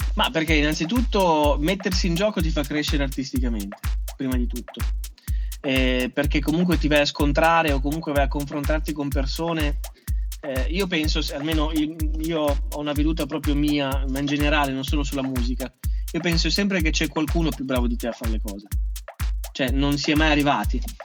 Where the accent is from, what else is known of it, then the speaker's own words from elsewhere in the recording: Ferrara, Emilia-Romagna, Italy; also born or lived in Ischia; anche se sono cresciuto a Ferrara